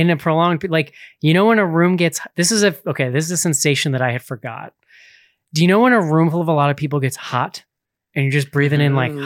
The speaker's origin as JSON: {"language": "English", "region": "Northeast", "country": "United States", "tie": "born or raised there", "said": "growing up in the Northeast, I loved a good blizzard / snow day as a kid."}